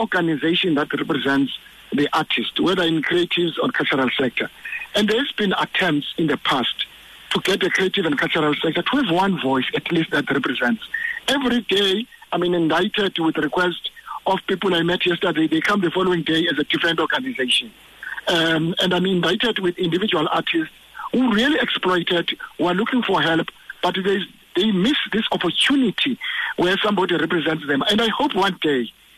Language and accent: English; South Africa; we as South Africans